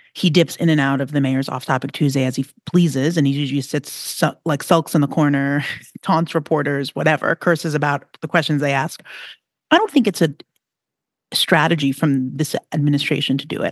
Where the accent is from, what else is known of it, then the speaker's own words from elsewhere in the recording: New York City, New York, United States; you have a New York attitude, so do I. And, you know, I have a real deep ingrained outer borough. I grew up by the ocean